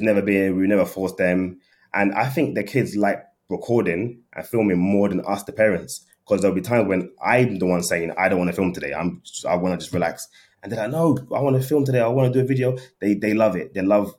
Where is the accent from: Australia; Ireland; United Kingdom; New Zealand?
United Kingdom; London; I'm from London